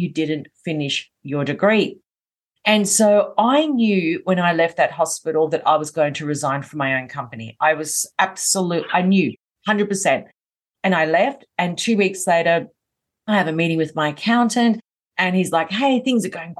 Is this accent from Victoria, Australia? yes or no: yes; Melbourne, Victoria, Australia; I'm from Melbourne in Australia, hence why I have the accent.